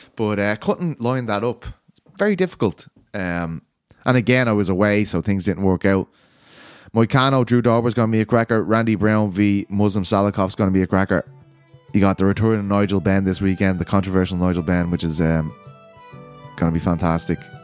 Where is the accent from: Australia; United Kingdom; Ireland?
Ireland; I'm Irish